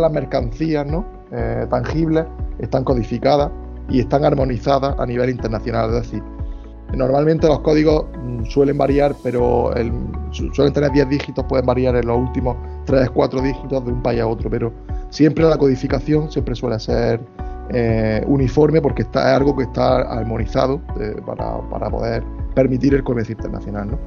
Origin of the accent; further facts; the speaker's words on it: Spain; yo como soy de España